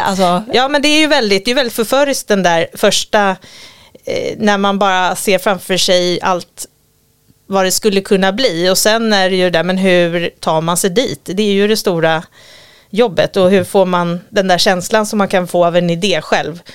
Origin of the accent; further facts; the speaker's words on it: Gotland, Sweden; moved away; jag kommer från Gotland och så har vi en liten sommarstuga precis vid stranden som vi hade när jag var liten